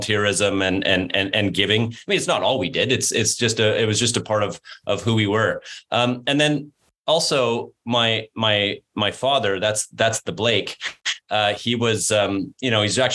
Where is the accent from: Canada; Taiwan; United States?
Canada; I'm from Canada and I'm a Canadian.